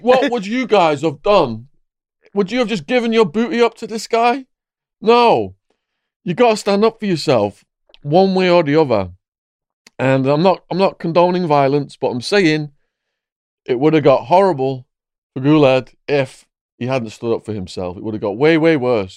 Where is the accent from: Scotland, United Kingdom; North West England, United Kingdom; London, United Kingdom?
North West England, United Kingdom; Widnes; my hometown, Widnes